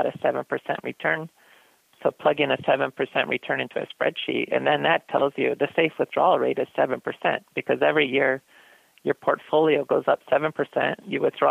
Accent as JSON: {"language": "English", "region": "Midwest", "country": "United States", "tie": "born or raised there", "also_born_or_lived": "Michigan / Iowa", "said": "I grew up in Michigan and Iowa"}